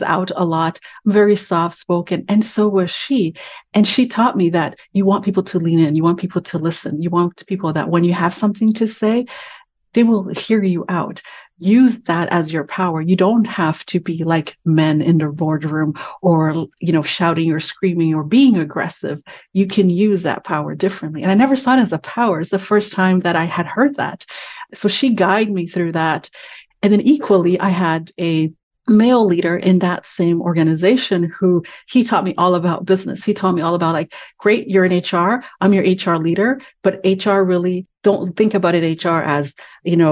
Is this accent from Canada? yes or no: yes; Canada; I'm Canadian